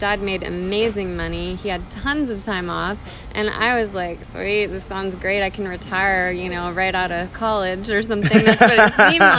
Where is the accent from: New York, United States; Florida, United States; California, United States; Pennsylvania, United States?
California, United States; Carmel; moved away as an adult; also born or lived in Prescott, Arizona; now in Scottsdale, United States; I'm from California